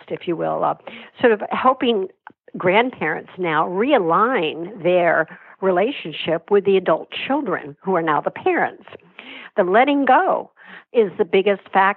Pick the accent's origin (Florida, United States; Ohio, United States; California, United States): Florida, United States; Miami; I grew up in Miami, and sadly, our family was not in a good place